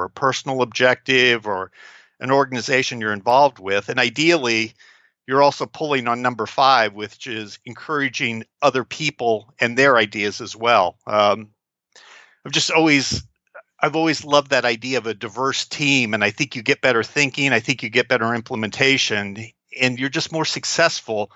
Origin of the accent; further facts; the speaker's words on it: Kansas City, Missouri, United States; we're both from Kansas City